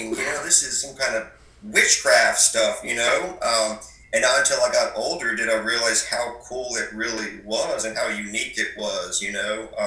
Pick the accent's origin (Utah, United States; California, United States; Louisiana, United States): Louisiana, United States; South; also born or lived in Montreal; I live in South Louisiana, uh, out in the country. Um, I am Cajun. Um, I grew up in a French-speaking family, a Cajun French-speaking family.